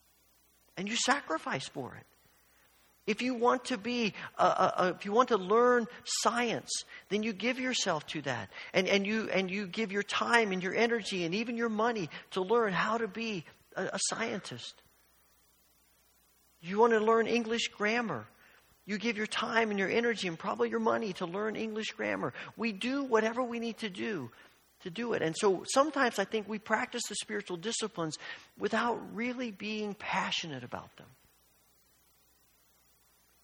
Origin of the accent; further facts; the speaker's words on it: Evansville, Indiana, United States; When I was young and I grew up in Evansville, Indiana